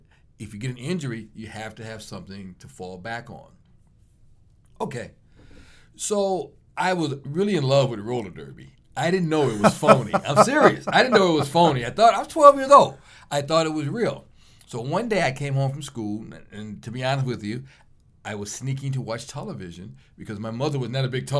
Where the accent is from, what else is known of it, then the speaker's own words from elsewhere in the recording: Chicago, Illinois, United States; I was born and raised in Chicago. My mother was born in Mobile, Alabama, and she and my grandmother, they came up when she was young. So I was born, believe it or not, maybe a block and a half from the old Comiskey Park